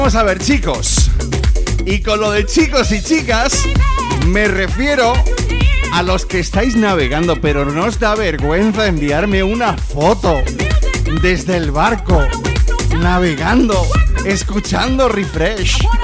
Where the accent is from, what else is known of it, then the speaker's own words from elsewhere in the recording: Jaén, Andalusia, Spain; soy de Jaén